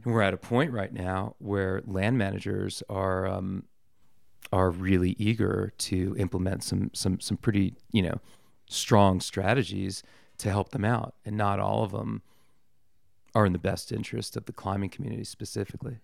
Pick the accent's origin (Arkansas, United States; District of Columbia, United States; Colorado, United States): District of Columbia, United States; Washington; moved away; I grew up in Washington, D C